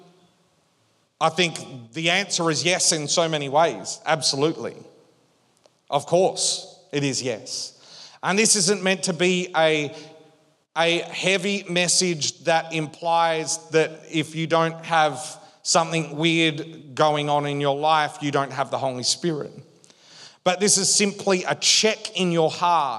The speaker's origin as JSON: {"language": "English", "region": "Western Australia", "country": "Australia", "tie": "born or raised there", "moved": "as an adult", "said": "We grew up in Western Australia"}